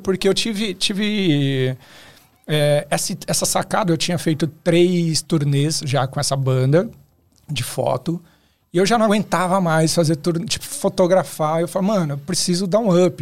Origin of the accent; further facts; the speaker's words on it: Osasco, São Paulo, Brazil; diretamente de Osasco